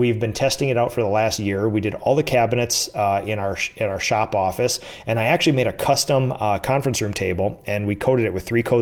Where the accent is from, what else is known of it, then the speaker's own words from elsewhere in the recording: Minnesota, United States; I did the Chamber of Commerce in my hometown